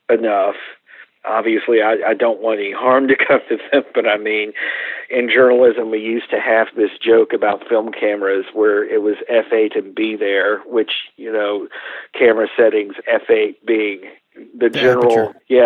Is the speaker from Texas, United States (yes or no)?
yes; Coleman, Texas, United States; I grew up in Coleman, which is a little town about 50 miles from Abilene